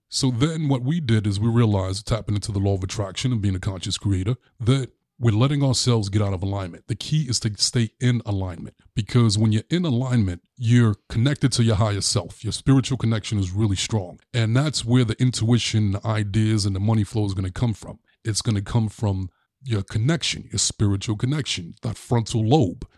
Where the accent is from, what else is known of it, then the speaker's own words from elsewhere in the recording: New York City, New York, United States; growing up in Brooklyn, my grandfather was the landlord of this building.